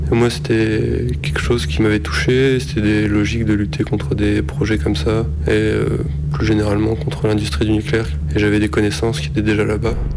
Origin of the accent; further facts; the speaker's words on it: Lille, Hauts-de-France, France; Je viens de Lille